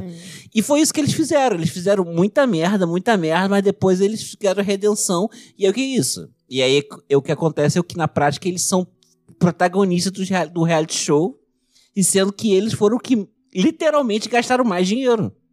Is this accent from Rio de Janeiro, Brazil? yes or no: yes; Região dos Lagos, Rio de Janeiro, Brazil; a cidade do lado da minha cidade natal